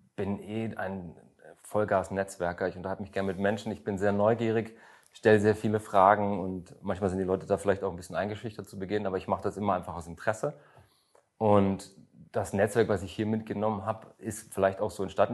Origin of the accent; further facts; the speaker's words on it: Germany; ich komme aus Deutschland